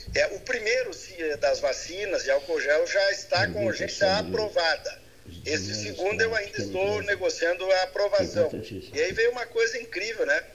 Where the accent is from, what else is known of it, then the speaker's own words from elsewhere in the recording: Palmeira das Missões, Rio Grande do Sul, Brazil; na minha terra natal, né, Palmeira das Missões